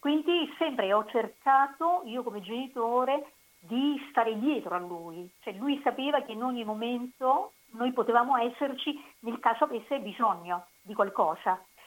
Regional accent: Senise, Basilicata, Italy; moved away as an adult; also born or lived in Rome, Italy / Uruguay; io sono originaria della provincia di Potenza, sì. eh, Senisse

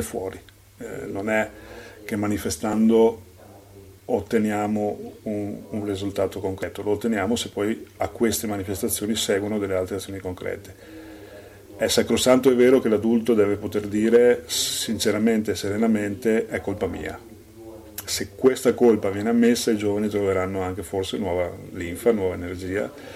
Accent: Salgareda, Veneto, Italy; io sono nato a Sacareda

